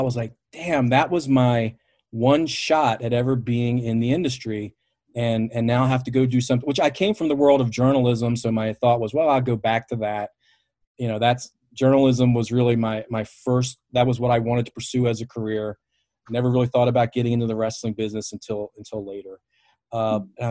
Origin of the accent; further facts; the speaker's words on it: Baltimore, Maryland, United States; I'm from Baltimore.